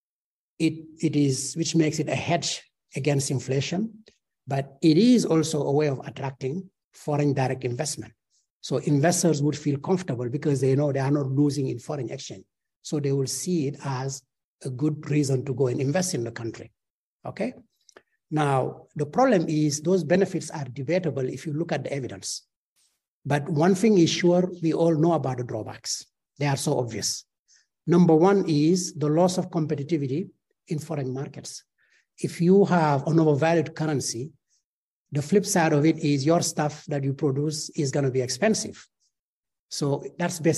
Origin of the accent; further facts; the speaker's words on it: Senegal; I'm from Senegal, so I know Senegal. Since I was going to university